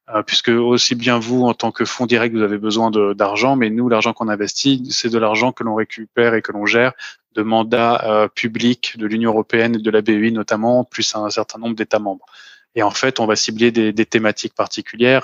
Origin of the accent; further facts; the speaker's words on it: Paris, Île-de-France, France; moved away as an adult; now in Luxembourg; je suis né, j'ai grandi et j'ai toujours travaillé à Paris